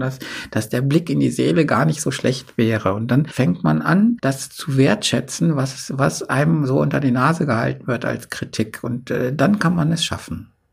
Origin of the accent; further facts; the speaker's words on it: a village near Hildesheim, Lower Saxony, Germany; in unserem Dorf nie, nie jemand Abitur machte